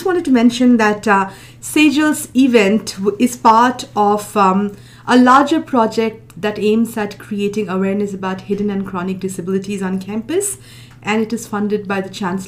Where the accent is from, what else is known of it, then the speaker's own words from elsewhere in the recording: India; moved away; I'm originally from India, a post-colonial subject